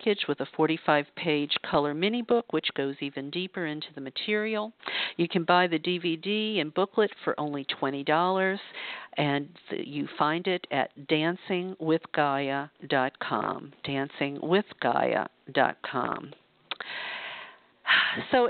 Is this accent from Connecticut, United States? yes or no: no; New Orleans, Louisiana, United States; moved away as an adult; now in California, United States; I grew up in the Bible Belt in New Orleans, Louisiana